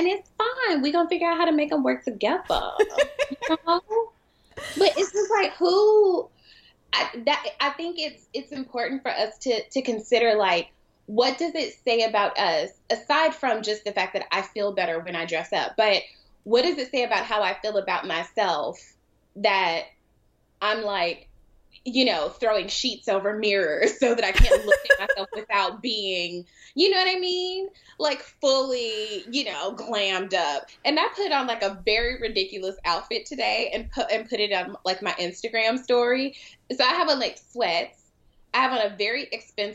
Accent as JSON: {"language": "English", "town": "Atlanta", "region": "Georgia", "country": "United States", "said": "I'm from Atlanta"}